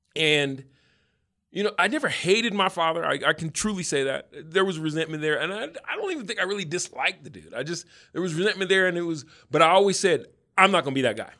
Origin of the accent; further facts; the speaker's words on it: Denver, Colorado, United States; I grew up in Denver still.